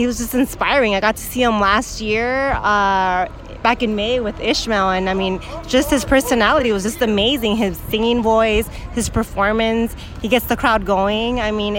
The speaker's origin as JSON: {"language": "English", "town": "West Covina", "region": "California", "country": "United States", "said": "West Covina."}